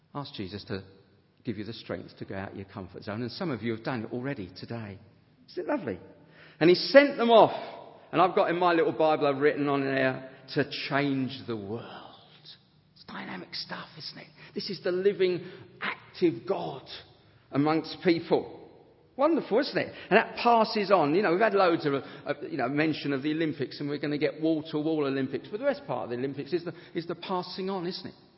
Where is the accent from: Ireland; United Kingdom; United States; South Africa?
United Kingdom; Harrow, London; a self centered consumer from Harrow